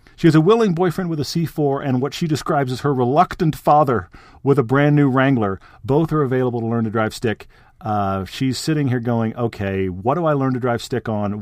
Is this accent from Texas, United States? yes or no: yes; Texas, United States; I grew up in Texas